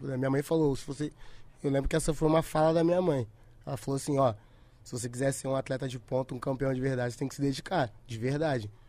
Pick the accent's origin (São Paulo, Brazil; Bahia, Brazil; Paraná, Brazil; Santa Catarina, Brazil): São Paulo, Brazil; born there; also born or lived in Espírito Santo; Aí a gente se mudou pro Espírito Santo, que eu sou de São Paulo, nasci em São Paulo.